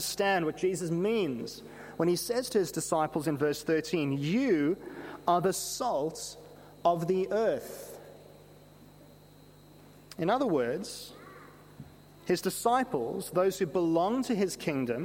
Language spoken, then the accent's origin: English; South Africa; Growing up in South Africa